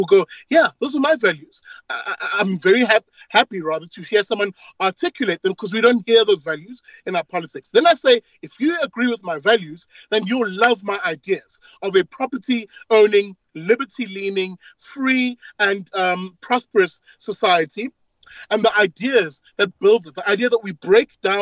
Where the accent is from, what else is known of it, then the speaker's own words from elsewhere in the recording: South Africa; My values represent largely who you are as a South African